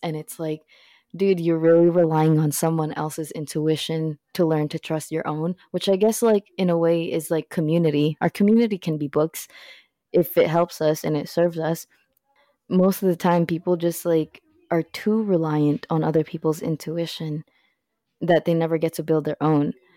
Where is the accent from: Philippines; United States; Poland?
Philippines; moved away; I'm from the Philippines